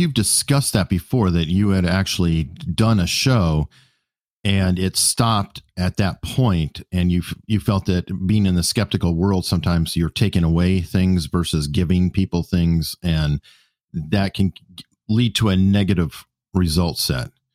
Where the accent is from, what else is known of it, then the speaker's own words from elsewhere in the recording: Tucson, Arizona, United States; now in Virginia Beach, United States; originally, I'm from Tucson, Arizona